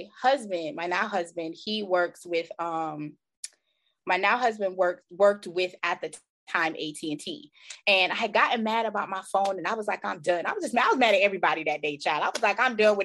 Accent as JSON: {"language": "English", "country": "Jamaica", "tie": "born or raised there", "moved": "yes", "lives_now": "United States", "said": "I'm originally from Jamaica"}